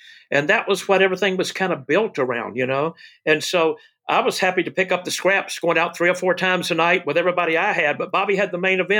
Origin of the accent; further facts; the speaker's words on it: Memphis, Tennessee, United States; I said, I know, but I came from Memphis, and I want to do whatever they want me to do.